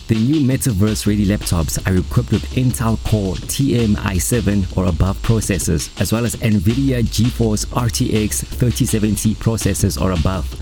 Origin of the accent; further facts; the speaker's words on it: Pretoria, Gauteng, South Africa; recording from my hometown Pretoria, South Africa's beautiful capital city